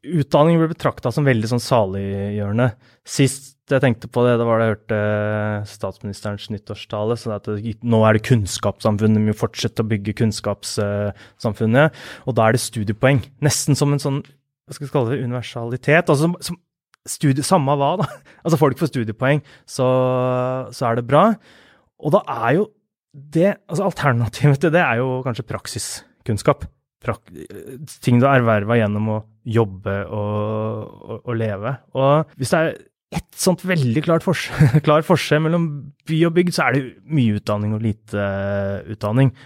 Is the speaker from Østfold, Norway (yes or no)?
yes; Askim, Østfold, Norway; moved away as an adult; now in Oslo, Norway; jeg vokste opp på Løkenjordet. Der bodde jeg til jeg var 15 år